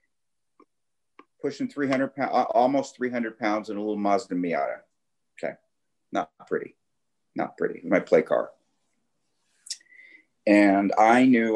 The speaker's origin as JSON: {"language": "English", "town": "Los Angeles", "region": "California", "country": "United States", "tie": "born or raised there", "said": "I grew up in the Valley, in the San Fernando Valley"}